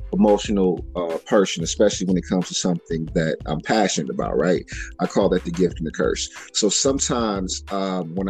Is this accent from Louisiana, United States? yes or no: no; Ohio, United States; I was born in Ohio